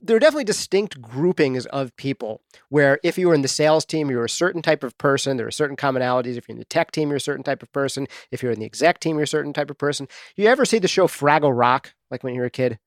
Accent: Dobbs Ferry, New York, United States; moved away as an adult; also born or lived in Bronx, New York; now in New Hampshire, United States; I grew up in New York, just outside of the city, in a little town called Dobbs Ferry, New York

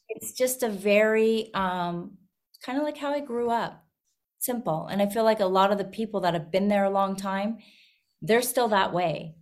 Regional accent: Vauxhall, Alberta, Canada; moved away as an adult; now in Nashville, United States; I was actually born and raised in Canada

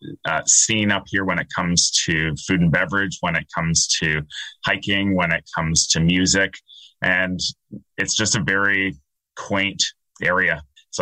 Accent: Dorchester, Ontario, Canada; moved away as an adult; also born or lived in Toronto / Milton; now in South Georgian Bay, Canada; I had actually grown up outside London, Andrew, on a small farm in Dorchester

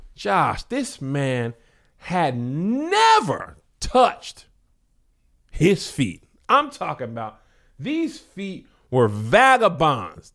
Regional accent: El Paso, Texas, United States; I'm from El Paso

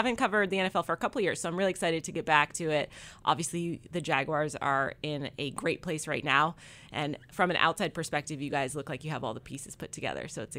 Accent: New England, United States; now in Jacksonville, United States; So I'm from New England originally.

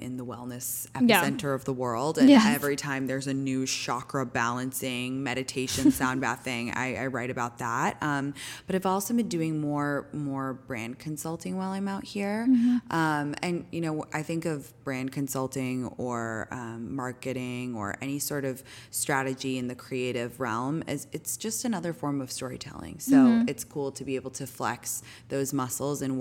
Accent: London, United Kingdom; also born or lived in New York; now in California, United States; I'm from England originally. I grew up in London

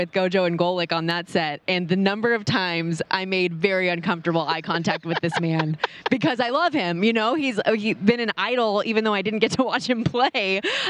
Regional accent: Las Vegas, Nevada, United States; I born and raised in Las Vegas

